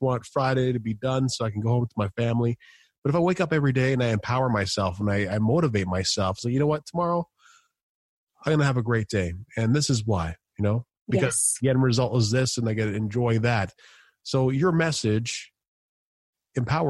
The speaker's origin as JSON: {"language": "English", "country": "Canada", "said": "being Canadian"}